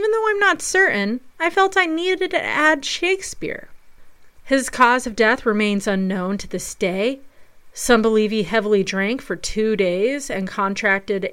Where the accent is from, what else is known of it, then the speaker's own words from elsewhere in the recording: Colorado, United States; now in North Carolina, United States; good old Colorado, my home state.